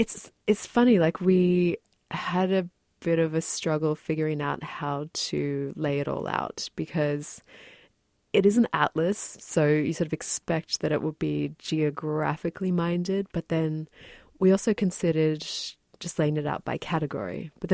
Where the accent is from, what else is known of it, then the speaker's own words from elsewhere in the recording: New Zealand; born there; when I was a kid, I was born in New Zealand and I visited with my family this place called the Waitomo Glowworm Caves.